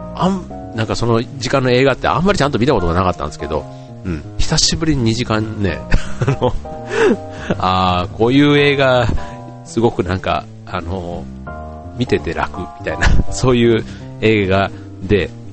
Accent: Kansai, Japan; moved away as an adult; also born or lived in Osaka; now in Tokyo, Japan; 自分関西出身なんで

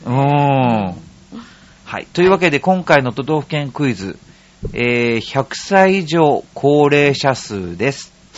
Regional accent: Ishikawa, Japan; 僕の出身の石川県

